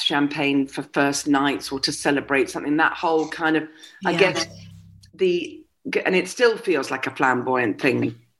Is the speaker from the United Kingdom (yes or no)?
yes; Scotland, United Kingdom; also born or lived in United States; There isn't, I am exclusively Scottish. There isn't a single bit of either English or anything else in me.